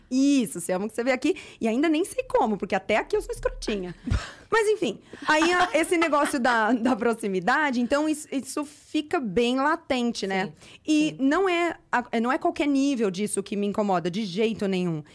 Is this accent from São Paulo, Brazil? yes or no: yes; São José do Rio Preto, São Paulo, Brazil; moved away; eu fui pra Rio Preto, que eu sou de Rio Preto, fui visitar minha família